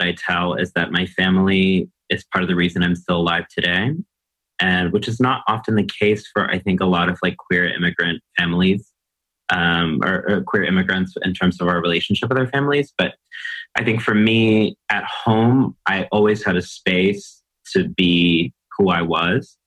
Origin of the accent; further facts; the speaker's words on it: College Station, Texas, United States; now in New York City, United States; I grew up in a small town in Texas called College Station, Texas